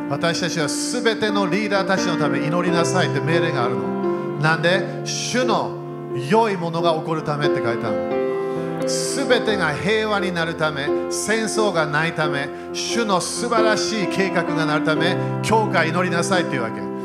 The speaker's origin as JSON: {"language": "Japanese", "country": "Japan", "tie": "born or raised there", "said": "日本で生まれた"}